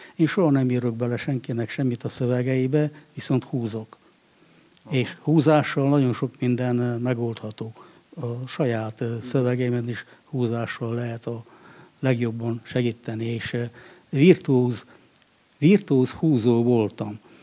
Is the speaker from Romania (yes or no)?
yes; Székely Land, Romania; also born or lived in Cristuru Secuiesc; én egy természeti népnek a területén születtem, a székelységben